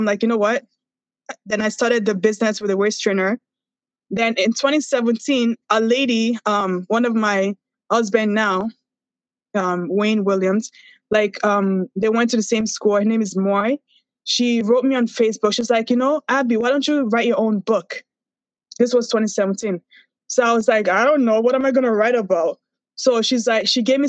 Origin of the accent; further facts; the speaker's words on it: Nigeria; moved away; also born or lived in Toronto; I'm Nigerian